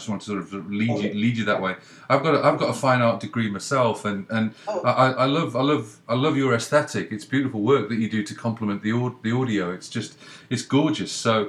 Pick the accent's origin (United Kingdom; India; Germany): United Kingdom; England; now in Canada; I'm in Canada, but I'm English